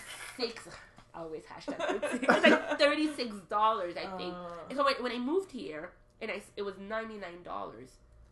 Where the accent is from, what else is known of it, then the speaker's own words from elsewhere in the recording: Montreal, Quebec, Canada; moved away as an adult; now in Toronto, Canada; I was born and raised in Montreal, and I never even traveled, really. So I came to Toronto when I was 22, and I didn't know Toronto.